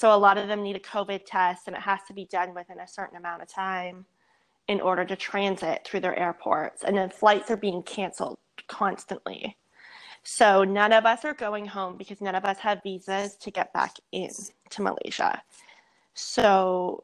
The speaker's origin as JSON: {"language": "English", "country": "Canada", "also_born_or_lived": "Mexico", "moved": "as an adult", "said": "I'm Canadian"}